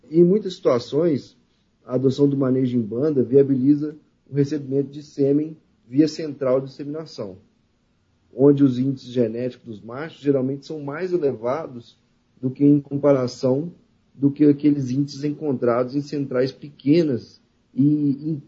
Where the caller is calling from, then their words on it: Belo Horizonte, Minas Gerais, Brazil; Estou falando hoje de Belo Horizonte, Minas Gerais.